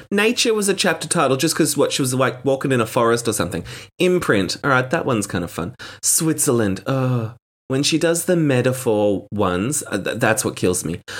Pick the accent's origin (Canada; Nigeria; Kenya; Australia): Australia; as an Australian